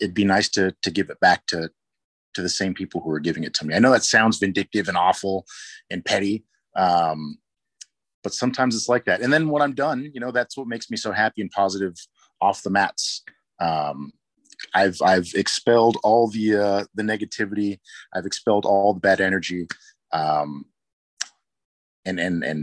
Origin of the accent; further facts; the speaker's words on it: San Jose, California, United States; now in Portland, United States; I grew up in San Jose